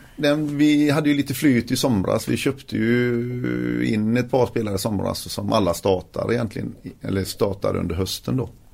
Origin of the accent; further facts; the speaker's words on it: Gothenburg, Västra Götaland, Sweden; also born or lived in Fässberg; jag är ju från Göteborg